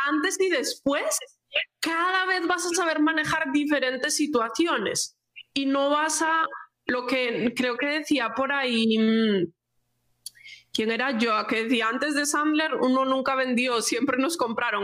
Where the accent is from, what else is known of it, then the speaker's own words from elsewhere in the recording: Galicia, Spain; como buena gallega